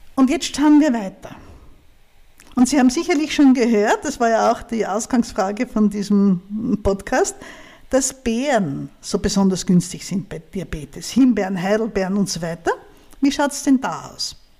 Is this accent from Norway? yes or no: no; Styria, Austria; Aber ich komme aus der Steiermark. Das ist ein Bundesland eher im Süden von Österreich